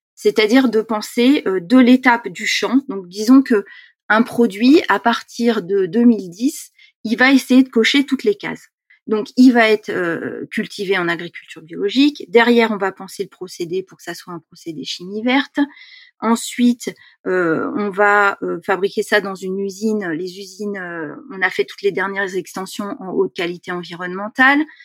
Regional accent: Seine-Saint-Denis, Île-de-France, France; je suis née en Seine-Saint-Denis, j'ai grandi donc dans un milieu très urbanisé

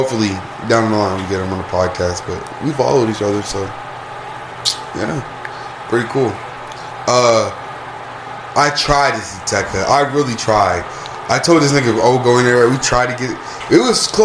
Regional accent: Columbus, Georgia, United States; I'm from Columbus.

